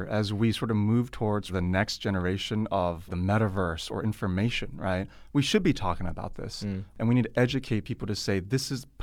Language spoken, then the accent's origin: English; California, United States; now in China; the pros and cons of being over here in China, because I come from Silicon Valley.